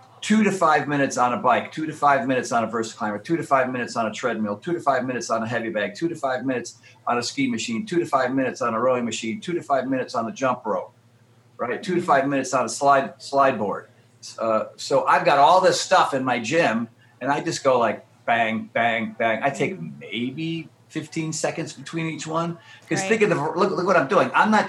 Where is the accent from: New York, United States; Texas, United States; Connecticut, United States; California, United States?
Connecticut, United States; when I was a wee lad growing up in Connecticut or on the East Coast, you know, I was a bit of a scaredy cat.